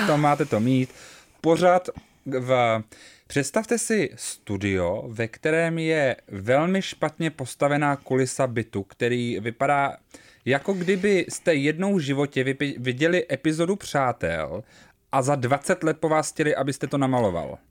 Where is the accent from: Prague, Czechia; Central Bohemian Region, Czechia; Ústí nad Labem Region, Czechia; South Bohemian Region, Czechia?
Prague, Czechia; my rodilí Pražáci